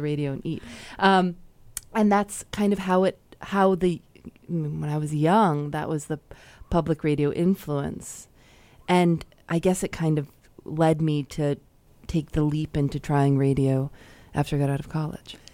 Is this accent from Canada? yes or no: no; Chicago, Illinois, United States; I'm from Chicago